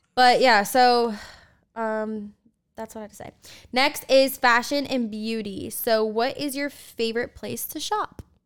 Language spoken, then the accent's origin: English; Delaware, United States; moved away; We grew up together in Delaware